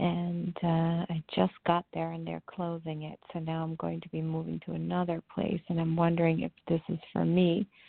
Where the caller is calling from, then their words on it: New York, United States; I'm calling from New York